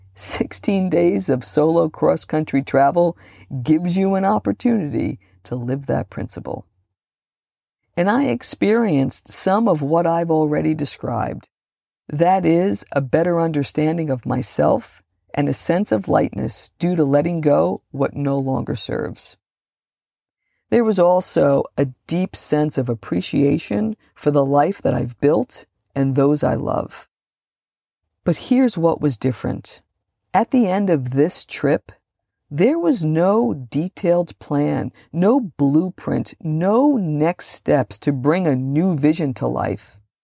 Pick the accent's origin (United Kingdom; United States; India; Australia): United States; Hudson County, New Jersey; I grew up just outside of New York City, in the smallest, most densely populated county in New Jersey